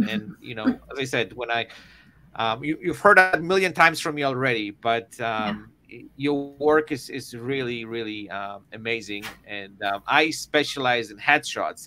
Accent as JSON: {"language": "English", "country": "Poland", "moved": "yes", "said": "I'm originally from Poland."}